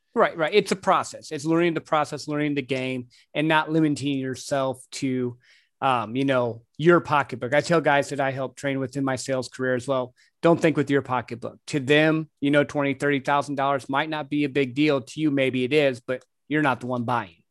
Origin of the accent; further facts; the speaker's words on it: Midwest, United States; I grew up in the Midwest